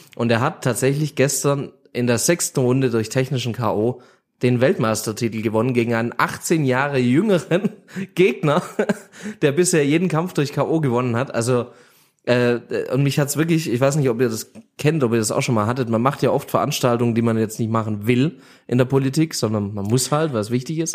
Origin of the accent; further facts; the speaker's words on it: Göppingen, Baden-Württemberg, Germany; aus der Region bei uns in Göppingen